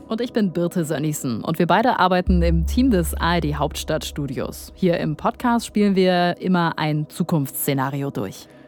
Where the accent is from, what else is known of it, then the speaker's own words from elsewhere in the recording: Germany; bei uns in Deutschland